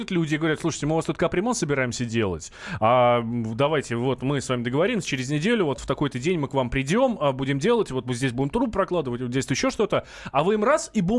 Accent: Moscow, Russia; Я, например, э, хоть я и москвич, да, там всю

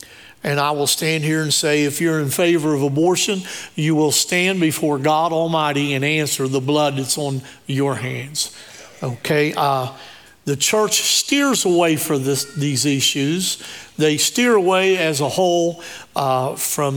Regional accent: Shinnston, West Virginia, United States; I was raised on Tea Creek Road. It's right on the other side of Shinston by Big Elm Elementary

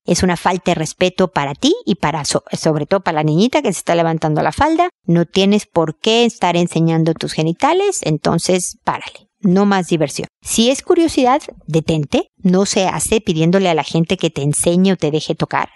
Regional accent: Mexico; como buena mexicana

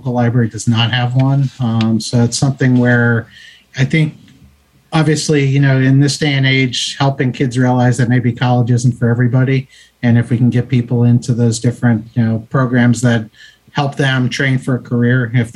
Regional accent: Youngstown, Ohio, United States; now in Naples, Florida, United States; I grew up in Youngstown, Ohio

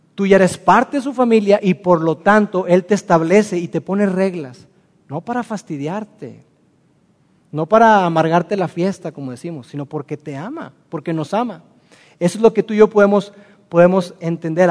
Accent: Mexico; Nosotros como mexicanos

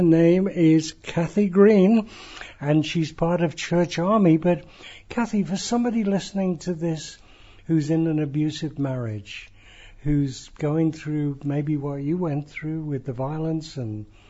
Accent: Nigeria; born there; You know, I was born in Nigeria of missionary parents

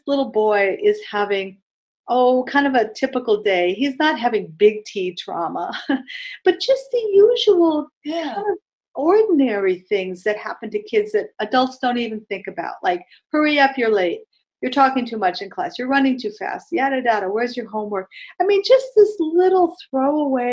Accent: East Coast, United States; I'm from the East Coast

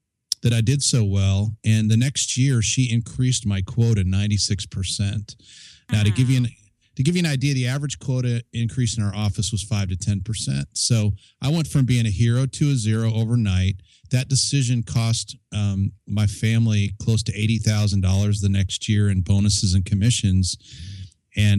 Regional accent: Chicago, Illinois, United States; moved away; also born or lived in Colorado Springs; I grew up in the Chicago area

